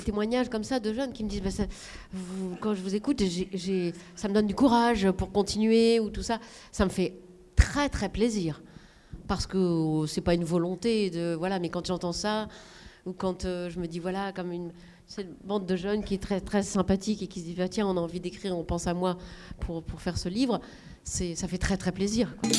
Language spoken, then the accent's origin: French; the North, Hauts-de-France, France; moved away; là d'où je viens, je viens du Nord, et c'est pas ça, parce qu'il n'y a pas beaucoup d'argent.